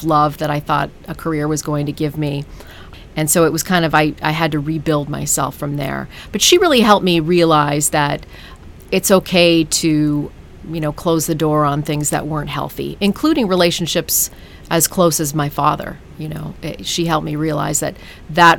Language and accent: English; Ottawa, Ontario, Canada; moved away as an adult; also born or lived in New York City; I'm a kid from Ottawa, Canada